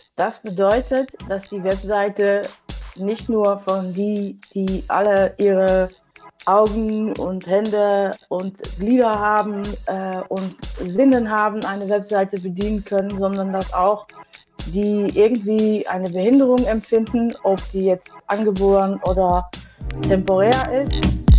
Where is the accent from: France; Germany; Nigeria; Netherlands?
Netherlands; German is a second language; als Holländerin finde ich nicht immer so schnell die richtigen Wörter